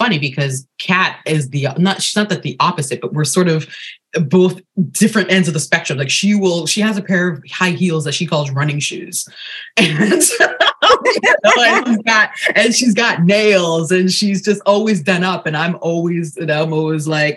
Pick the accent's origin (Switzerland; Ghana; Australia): Ghana; I'm originally from Ghana, where we wear bold prints on the daily